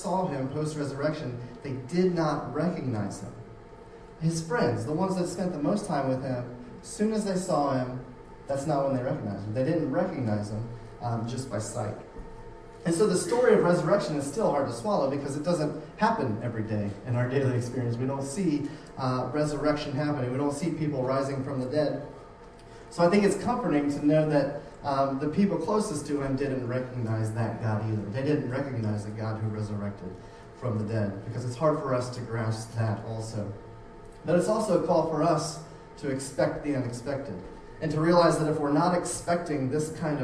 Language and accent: English; Florida, United States; moved away; I grew up in Florida.